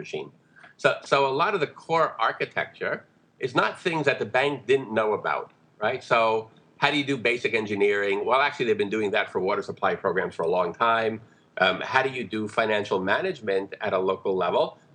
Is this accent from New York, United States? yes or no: yes; New York, United States; I grew up in New York, so it's not exactly rural villages.